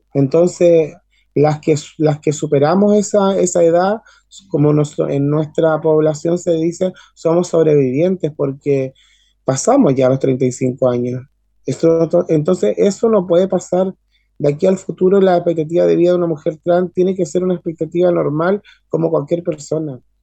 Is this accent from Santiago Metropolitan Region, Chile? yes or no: yes; Maipú, Santiago Metropolitan Region, Chile; soy nacida y criada en Maipú, o sea, soy de la comuna